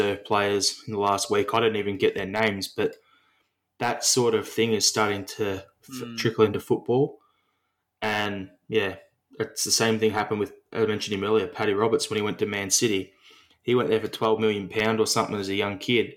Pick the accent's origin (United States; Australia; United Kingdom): Australia; as an Australian Celtic fan